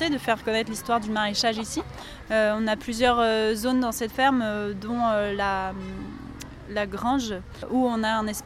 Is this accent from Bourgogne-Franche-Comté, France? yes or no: no; Nantes, Pays de la Loire, France; moved away as an adult; also born or lived in Seine-Saint-Denis; Moi, je suis nantaise.